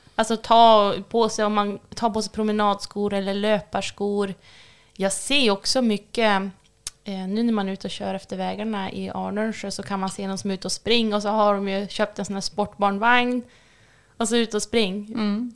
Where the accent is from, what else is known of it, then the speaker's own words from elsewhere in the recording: Björna, Västernorrland County, Sweden; jag är uppvuxen i Björna